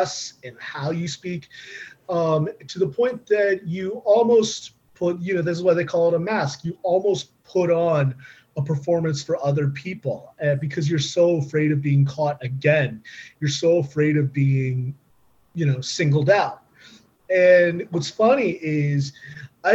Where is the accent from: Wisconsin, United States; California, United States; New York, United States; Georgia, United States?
California, United States; Southern; I went to community college nearby where I grew up in Southern California